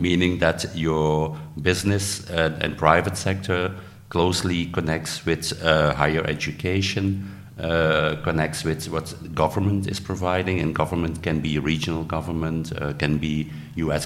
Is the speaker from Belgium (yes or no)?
yes; Belgium; I'm from Belgium